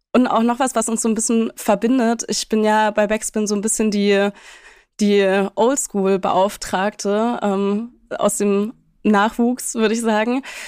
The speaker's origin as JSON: {"language": "German", "town": "Leipzig", "region": "Saxony", "country": "Germany", "said": "wir sind beide Leipziger"}